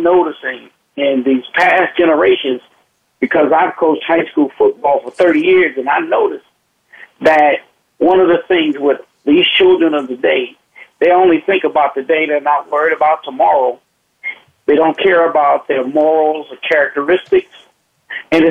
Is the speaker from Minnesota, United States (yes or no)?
no; Compton, California, United States; growing up in Compton, I'll tell it like it is, growing up in Compton, life is different